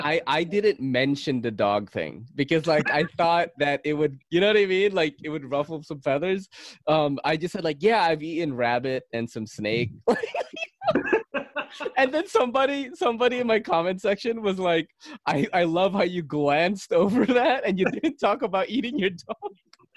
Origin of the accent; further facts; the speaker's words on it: Philippines; Oh shit. Hey, that's a stereotype. That's not real. I'm a Filipino, I'm part Spanish.